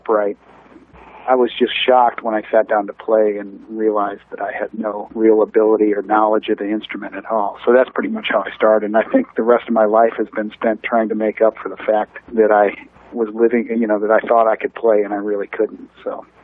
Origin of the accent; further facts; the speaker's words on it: St. Louis, Missouri, United States; moved away as an adult; also born or lived in New York; now in Nashville, United States; growing up in St. Louis